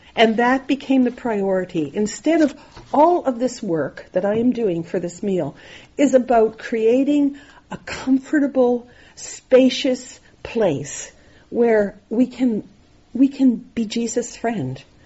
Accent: Nova Scotia, Canada; I grew up in Nova Scotia

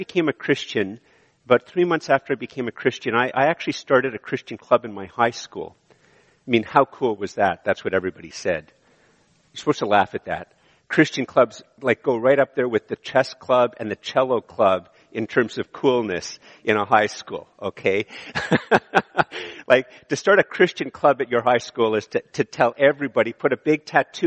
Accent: Montreal, Quebec, Canada; moved away; also born or lived in Ottawa / Eganville; I grew up in Montreal

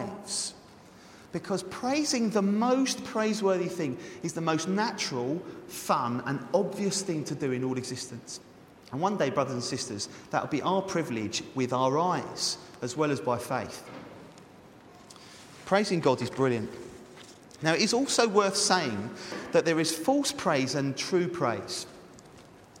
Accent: England, United Kingdom; because we're English.

